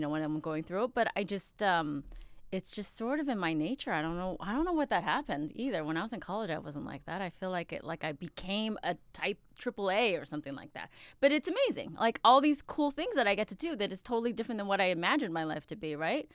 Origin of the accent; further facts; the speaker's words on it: Upland, California, United States; also born or lived in Queens, New York; I grew up in Upland. I'm from Queens, though.